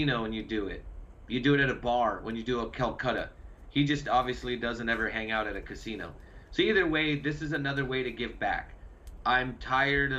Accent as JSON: {"language": "English", "region": "Montana", "country": "United States", "tie": "born or raised there", "said": "growing up in Montana"}